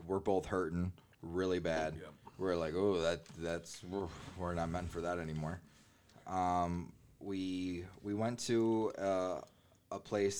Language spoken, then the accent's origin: English; Detroit, Michigan, United States; no, we're from Detroit.